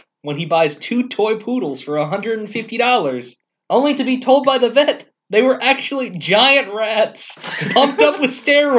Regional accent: the South, United States; Because we're from the South

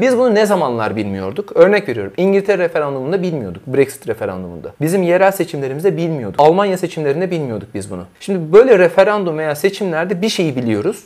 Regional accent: İzmir, Turkey; Ben de bir İzmirli olarak

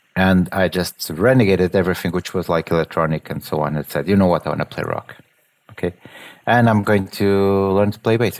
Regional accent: Portugal; I'm from Portugal

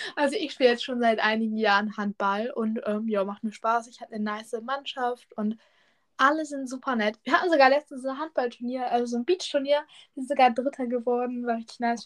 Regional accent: Germany; ich komme aus der Nähe von Hamburg

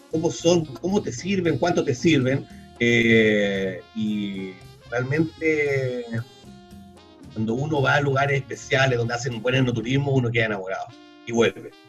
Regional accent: Mendoza, Argentina; Sí, sí, nacido y criado en Mendoza, sí.

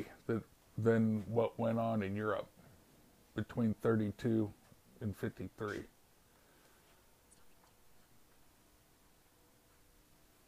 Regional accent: United States; also born or lived in Romania; being an American

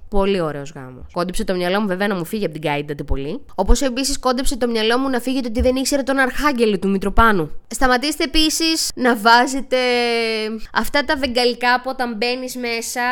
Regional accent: Xanthi, Eastern Macedonia and Thrace, Greece; λέω ότι είμαι από την Ξάνθη, είπαμε μισή-μισή

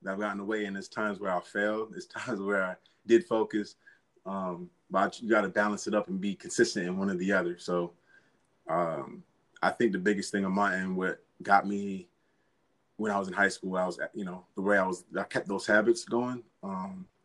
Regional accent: Rochester, New York, United States; I'm a kid from Rochester, New York, a Bishop Kearney alum

